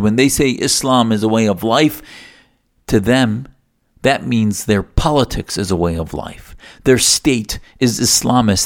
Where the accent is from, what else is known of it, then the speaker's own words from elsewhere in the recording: United States; also born or lived in Arizona; as an American Muslim